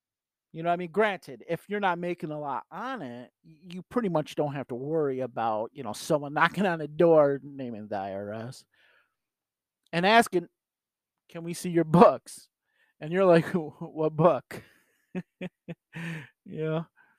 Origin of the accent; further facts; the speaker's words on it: New York, United States; So for me being a New Yorker, I'm going to do business in New York, regardless if I'm selling online